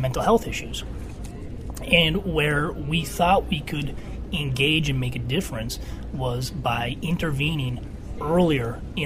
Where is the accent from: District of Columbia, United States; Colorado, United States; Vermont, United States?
Vermont, United States; Burlington; also born or lived in Philadelphia; I grew up in Burlington, Vermont.